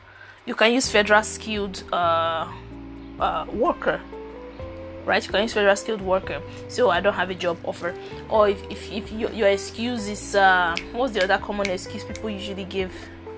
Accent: Nigeria; now in Canada; I'm Nigerian by birth

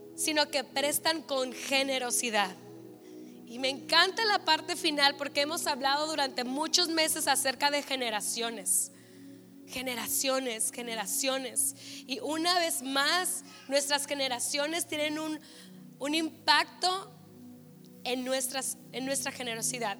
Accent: Mexico; como mexicanos

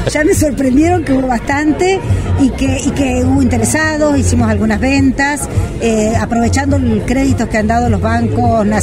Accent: Montemayor, Argentina; yo soy de pueblo, soy de Montemayor

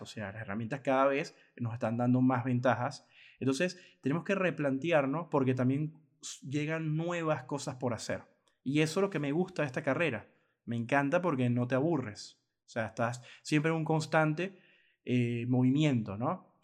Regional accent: Venezuela; en mi país Venezuela

